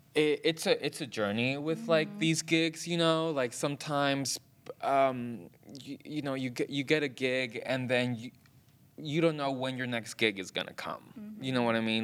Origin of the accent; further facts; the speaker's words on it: Hayward, California, United States; So I was born in Hayward, California, and that's in the San Francisco Bay Area. Um, I was born and raised there. I still live there.